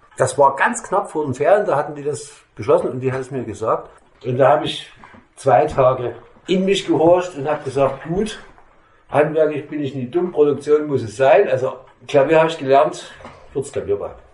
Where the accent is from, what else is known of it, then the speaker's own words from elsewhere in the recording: Meissen, Saxony, Germany; ich komme aus Meißen